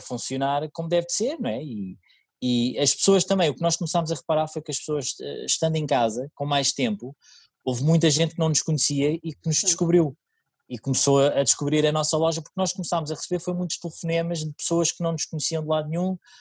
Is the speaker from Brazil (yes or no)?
no; Oeiras, Lisbon, Portugal; eu sou residente de Oeiras desde que nasci, aliás, eu nasci em Oeiras, ah, sempre vivi em Oeiras